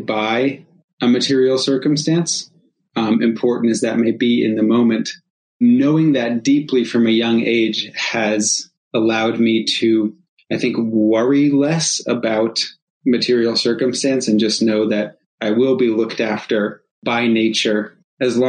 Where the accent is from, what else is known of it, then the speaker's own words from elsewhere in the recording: rural New England, United States; I was growing up in rural New England